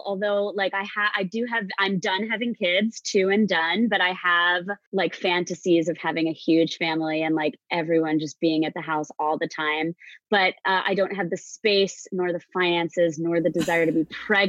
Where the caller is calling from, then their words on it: Port Washington, New York, United States; I am in Long Island, in a town called Port Washington, about 30 minutes out of New York City.